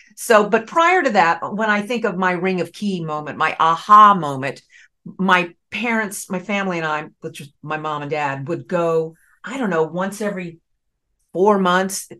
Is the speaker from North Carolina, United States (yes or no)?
yes; Raleigh, North Carolina, United States; accent: Southern; moved away as an adult; now in New York, United States; I grew up in Raleigh, North Carolina